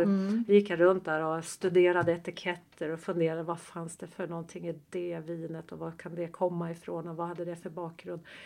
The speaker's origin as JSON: {"language": "Swedish", "town": "Östersund", "region": "Jämtland", "country": "Sweden", "tie": "born or raised there", "moved": "yes", "said": "nästa vecka så kommer jag tillbaka till Östersund där jag är född"}